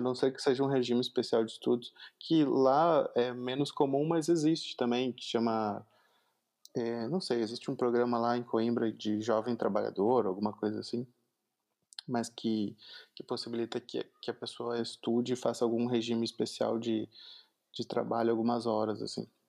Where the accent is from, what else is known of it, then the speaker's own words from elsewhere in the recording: Porto Alegre metropolitan region, Rio Grande do Sul, Brazil; Eu sou da região metropolitana de Porto Alegre, que é a capital do Rio Grande do Sul, então eu falo muito tu